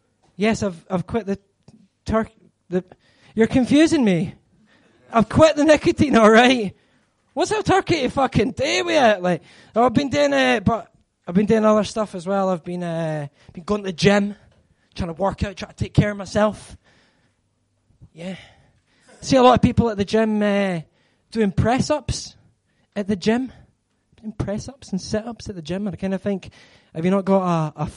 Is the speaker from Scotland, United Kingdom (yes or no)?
yes; Scotland, United Kingdom; I'm Scottish. I'm Scottish